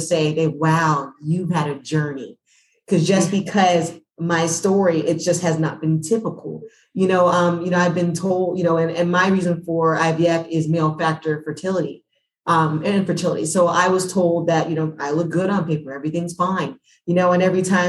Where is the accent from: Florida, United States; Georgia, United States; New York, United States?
Georgia, United States; Atlanta; I'm from Atlanta